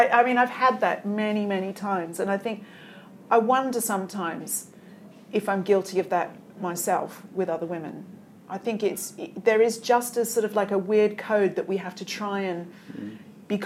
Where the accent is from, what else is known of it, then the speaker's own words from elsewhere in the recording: Australia; moved away as an adult; also born or lived in England; now in United Kingdom; being Australian